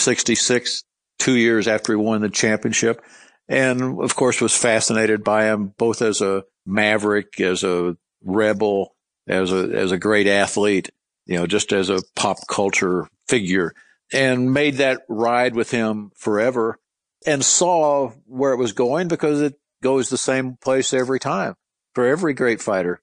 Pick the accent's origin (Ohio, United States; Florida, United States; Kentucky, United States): Kentucky, United States; Louisville; he knew me as Louisville because I was from Louisville.